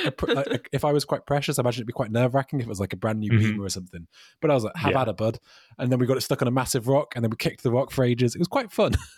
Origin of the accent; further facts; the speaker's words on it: United Kingdom; I'm British